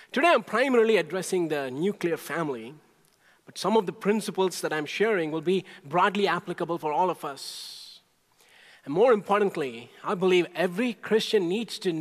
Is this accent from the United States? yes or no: no; India; moved away; when I was growing up in India